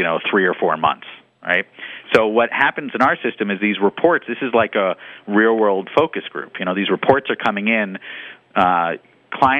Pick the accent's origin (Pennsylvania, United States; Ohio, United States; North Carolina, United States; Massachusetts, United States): Massachusetts, United States; Boston; I'm from Boston